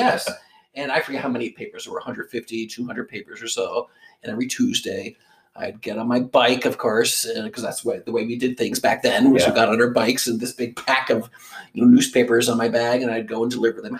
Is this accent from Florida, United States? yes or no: no; New Jersey, United States; I grew up in New Jersey, so we had blueberries out there.